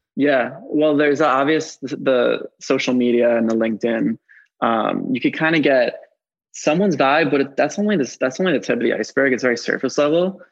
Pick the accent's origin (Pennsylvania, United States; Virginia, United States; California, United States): Pennsylvania, United States; Philadelphia; I'm 29 and I'm from Philadelphia